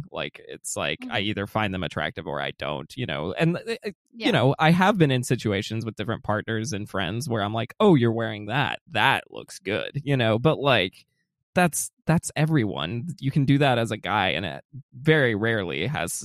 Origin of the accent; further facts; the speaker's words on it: Atlanta, Georgia, United States; I'm from Atlanta, I'm from the South. It gets insanely hot down here.